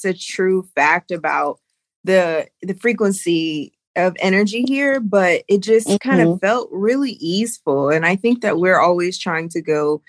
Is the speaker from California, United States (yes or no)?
yes; Sacramento, California, United States; moved away as an adult; also born or lived in Los Angeles, California; now in Bali, Indonesia; I was born and raised in Northern California, Sacramento Bay Area, and I lived in LA for 10 years and I'm living in Bali now